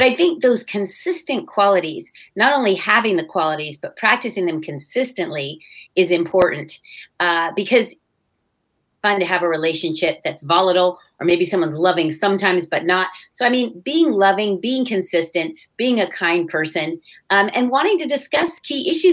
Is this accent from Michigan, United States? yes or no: no; California, United States; also born or lived in Netherlands; I was born in Holland, came to California relatively young